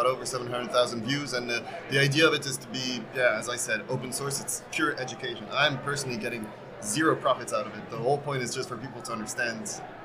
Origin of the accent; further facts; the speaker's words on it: Poland; moved away; I'm half French, half Spanish, okay. But grew up in Poland, and now I just travel.